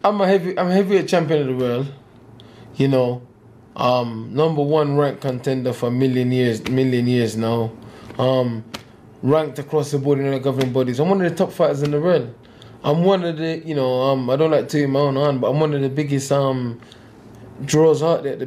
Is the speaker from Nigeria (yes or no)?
no; United Kingdom; I'm British as well